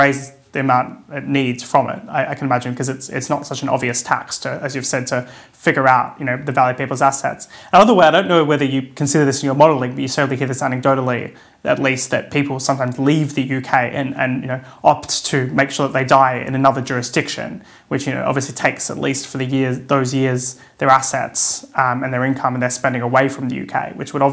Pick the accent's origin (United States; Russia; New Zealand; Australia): Australia; moved away; my home country in Australia